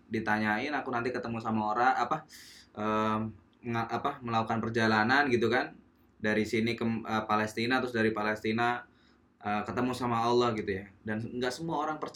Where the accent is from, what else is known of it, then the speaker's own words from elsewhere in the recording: Java, Indonesia; jangan gua dah gua orang Jawa akulah